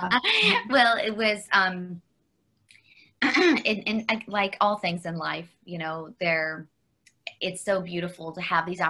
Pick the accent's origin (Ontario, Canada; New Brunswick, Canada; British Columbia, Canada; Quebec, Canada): British Columbia, Canada; Vancouver; also born or lived in Toronto / northern Alberta; So we moved from Toronto up to northern Alberta, where we lived in the tundra for, you know, a long number of years as a young person. And so we were pretty isolated up there as a small town. And then eventually we ended up in Vancouver, where I did all my schooling